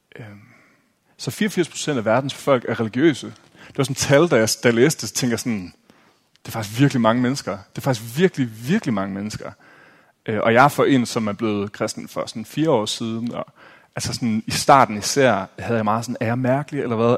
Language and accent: Danish; Aarhus, Central Denmark Region, Denmark; jeg er fra Aarhus